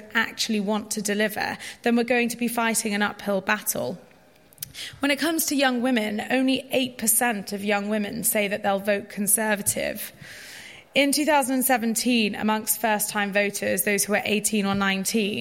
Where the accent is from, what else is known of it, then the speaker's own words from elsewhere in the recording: London, United Kingdom; I'm from Northwest London, lots of BME people there